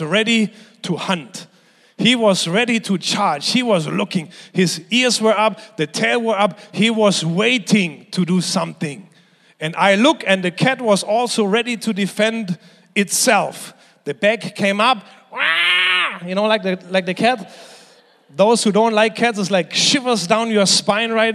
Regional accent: Germany; moved away; When I was growing up in Germany, I was 14 years old.

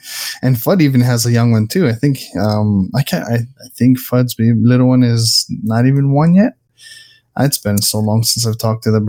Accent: Hawaii, United States; now in Canada; I'm the Hawaiian guy, the crazy one that decides to move to Canada.

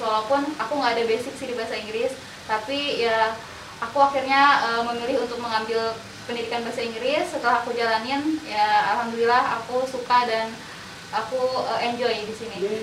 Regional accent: Jambi, Indonesia; moved away; Aku berasal dari Jambi

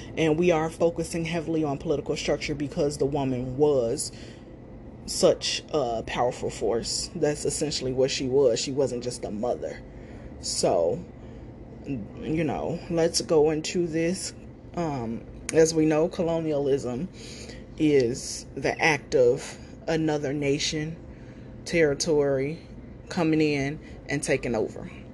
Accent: United States; I am from America

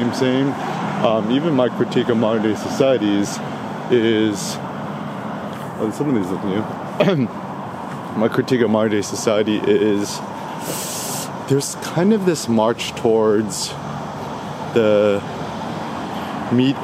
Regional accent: Bay Area, California, United States; also born or lived in Los Angeles, California; I'm from the Bay Area, I still got my 510 area code

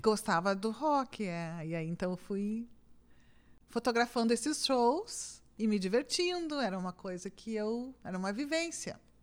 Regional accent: Osório, Rio Grande do Sul, Brazil; Eu nasci em Osório.

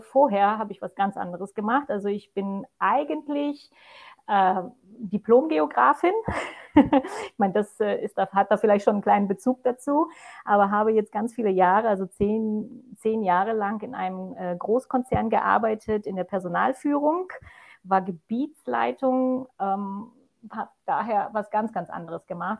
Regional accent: Poland; also born or lived in Germany; now in Austria; bin ich gebürtige Polin, die jetzt als Deutsche in Österreich lebt, mit meinem zweiten Mann.

